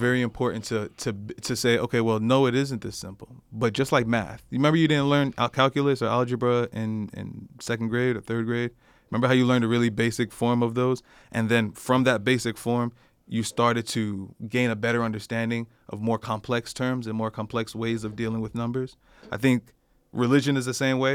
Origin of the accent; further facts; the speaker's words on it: United States; I'm from America